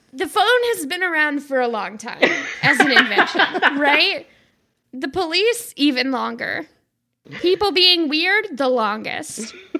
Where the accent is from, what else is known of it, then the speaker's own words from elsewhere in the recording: the South, United States; I'm from the South